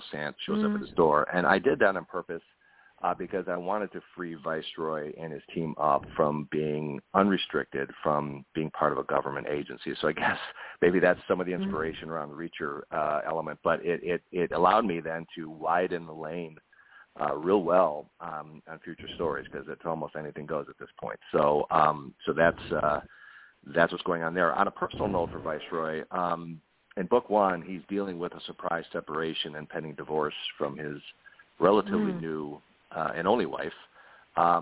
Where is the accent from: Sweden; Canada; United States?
United States; Milwaukee, Wisconsin; my hometown, the Milwaukee area